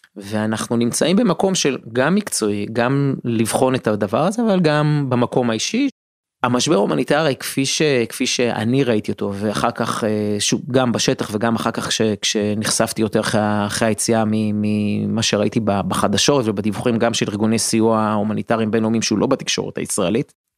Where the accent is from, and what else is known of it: Israel